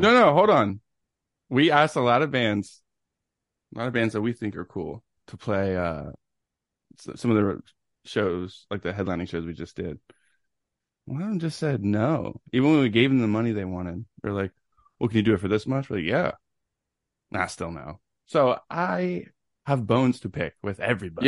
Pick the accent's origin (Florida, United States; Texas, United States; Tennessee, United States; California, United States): Tennessee, United States; Knoxville; I was born in Knoxville, Tennessee, September nineteenth, nineteen eighty-nine